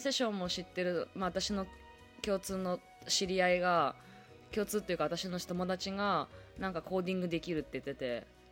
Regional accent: Toyama, Japan; now in Tokyo, Japan; まあ富山帰っとったりとかもしとったからね地元に帰ったりとか

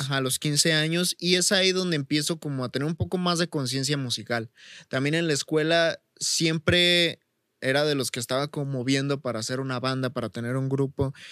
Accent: Chavinda, Michoacán, Mexico; aquí en mi pueblo, aquí en Chavinda

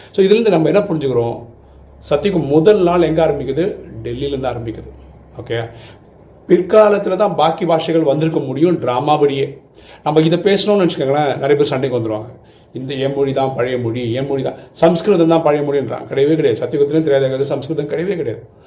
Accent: Tamil Nadu, India; ஆக்சுவலாக நான் மலையாளி தமிழ்நாட்டில் பிறந்திருக்கேன்

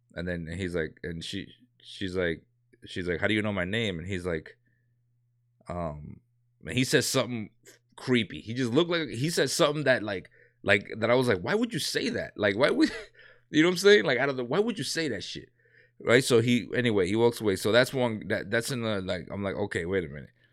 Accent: New York City, New York, United States; I grew up in a, in a, you know, gangs and all that, you know what I'm saying, when I was, um, younger in New York

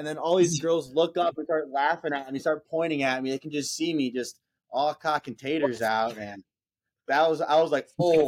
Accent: Columbus, Ohio, United States; I am from Columbus, Ohio.

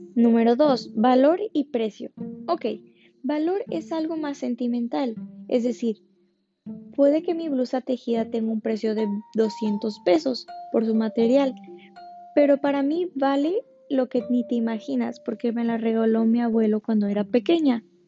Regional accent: Ensenada, Baja California, Mexico; also born or lived in Havana, Cuba / Lima, Peru; now in Miami, United States; soy originaria de Ensenada, Baja California, orgullosamente mexicana

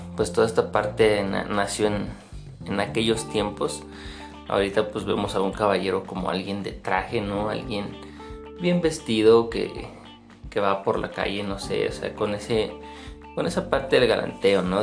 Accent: State of Mexico, Mexico; yo soy de México, más específicamente del Estado de México

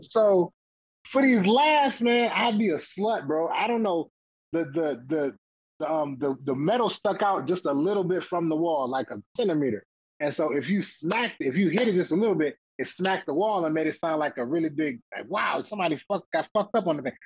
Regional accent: Toledo, Ohio, United States; I'm from Toledo, and there was a comedy club there

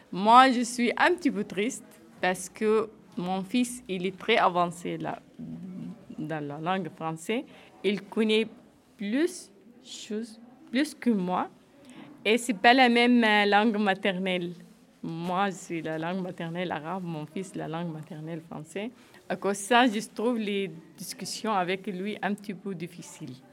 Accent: Syria; French is a second language; now in France; Que j'ai quitté Syrie, ça fait neuf ans. Je n'ai pas rentré à la Syrie.

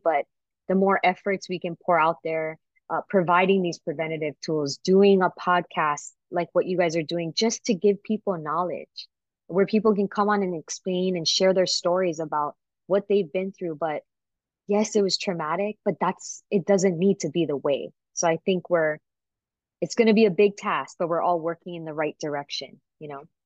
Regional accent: Waipahu, Hawaii, United States; growing up in Waipahu in the Pupunohes

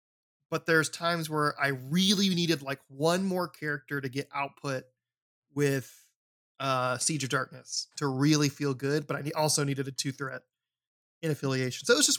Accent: Alabama, United States; Yeah, I'm from Alabama.

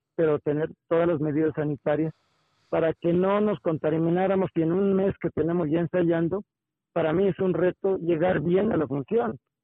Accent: Mexico

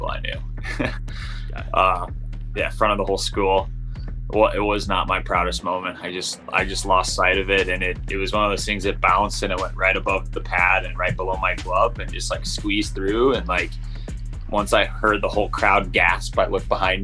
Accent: St. Louis, Missouri, United States; I grew up in St. Louis, Missouri, and, you know, it's considered a baseball town

